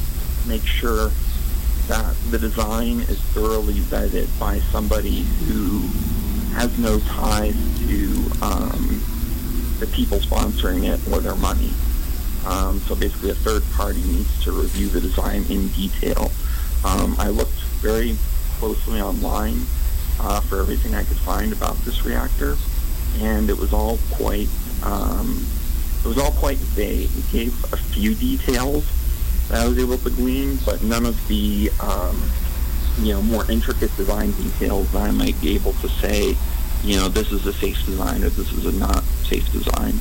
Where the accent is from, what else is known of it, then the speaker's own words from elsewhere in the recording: Albuquerque, New Mexico, United States; moved away as an adult; also born or lived in Seattle / Florida; now in Wyoming, United States; I grew up in Albuquerque, New Mexico